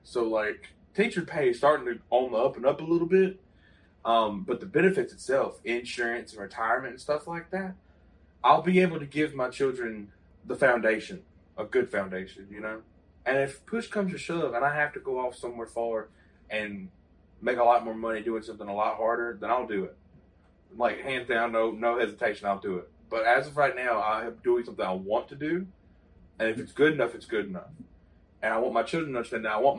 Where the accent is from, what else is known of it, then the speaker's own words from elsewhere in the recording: Southwest Mississippi, United States; we're from Southwest Mississippi